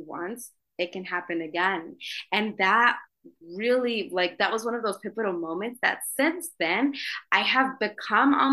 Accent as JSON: {"language": "English", "region": "Idaho", "country": "United States", "tie": "born or raised there", "also_born_or_lived": "New York City", "moved": "as an adult", "said": "I'm from Idaho."}